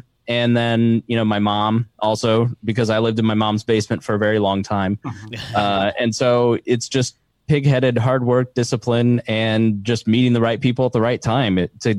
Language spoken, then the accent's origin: English; Plainfield, Indiana, United States; I'm from Plainfield. That's where I grew up and graduated mm-hmm. high school.